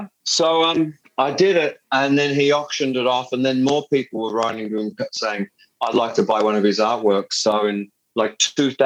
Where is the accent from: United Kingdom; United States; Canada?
United Kingdom; England; now in Australia; I'm not an Australian citizen. And I have to admit to being an Englishman. I have an English passport, a British passport.